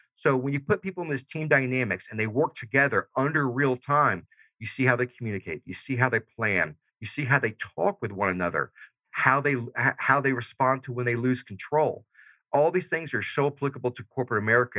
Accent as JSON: {"language": "English", "region": "Georgia", "country": "United States", "moved": "yes", "said": "I'm originally from Georgia. So I still say y'all and dog"}